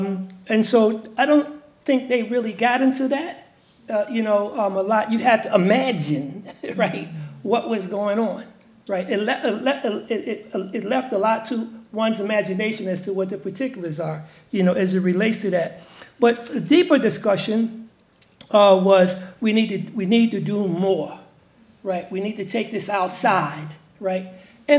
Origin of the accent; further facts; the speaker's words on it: New York City, New York, United States; I'm from Harlem